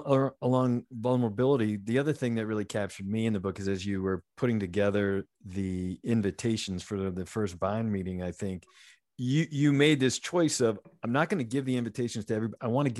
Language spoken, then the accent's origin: English; Lowell, Massachusetts, United States; moved away as an adult; also born or lived in Worcester, Massachusetts; so I grew up in Lowell. I was born in Lowell, Mass.